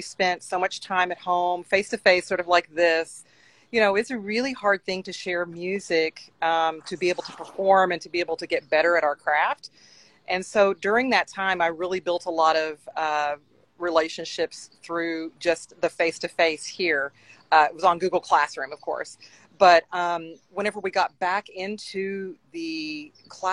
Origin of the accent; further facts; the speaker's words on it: Henderson, Kentucky, United States; my hometown in Henderson, Kentucky, in Western Kentucky